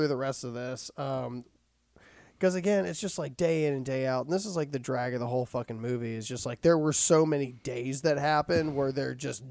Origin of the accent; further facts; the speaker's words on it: Winston-Salem, North Carolina, United States; we're from Winston-Salem